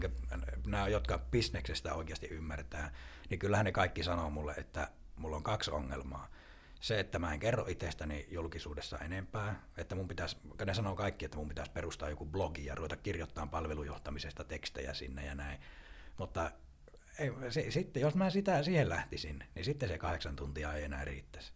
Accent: northern Finland, Finland; accent: northern; kun mä oon tuolta pohjoisesta kotoisin, niin kuin puheestakin kuulee

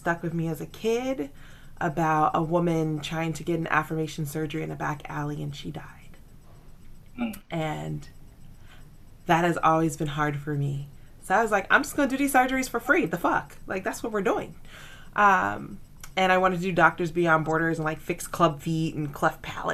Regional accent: the South, United States; I am a Southerner, a recovering Baptist

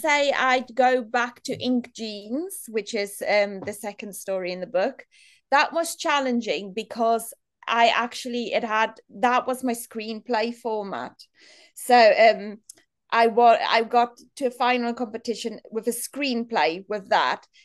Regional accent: South Africa; moved away as an adult; now in Manchester, United Kingdom; I grew up in South Africa in a really small town

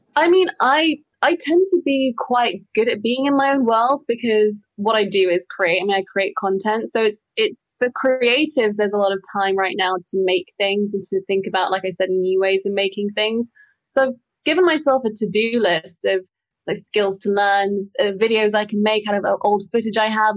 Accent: Singapore; I grew up in the city in Singapore

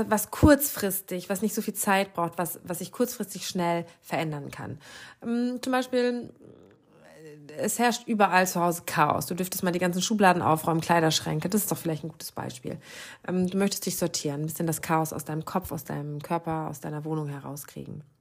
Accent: Lower Saxony, Germany; ich glaube, das sagt man bei uns im Norden, in meiner Heimat in Ostfriesland, Ratzefummel.

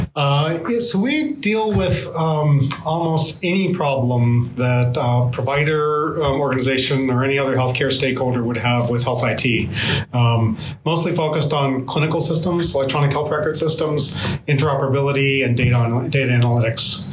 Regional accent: Lowell, Massachusetts, United States; also born or lived in Boston; I grew up in Lowell, outside of Lowell

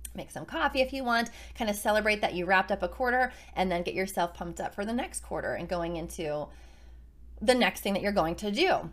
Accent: Carmichaels, Pennsylvania, United States; now in Virginia Beach, United States; where we grew up in Carmichael's, Pennsylvania, both of us

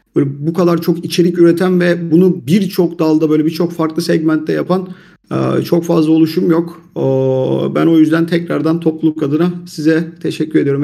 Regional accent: Turkey

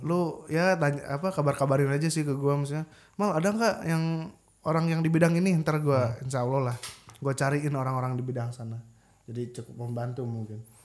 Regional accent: Bandung, West Java, Indonesia; moved away as an adult; now in Yogyakarta, Indonesia; Gue di Bandung itu tinggal gue tuh rumah gue ya di daerah kota Bandung Timur

